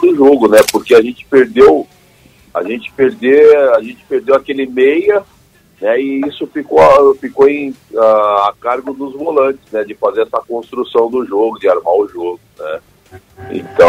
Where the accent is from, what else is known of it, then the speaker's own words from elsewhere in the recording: São Paulo, Brazil; moved away as an adult; minha infância, onde eu comecei foi aqui no Bosque da Saúde, onde eu moro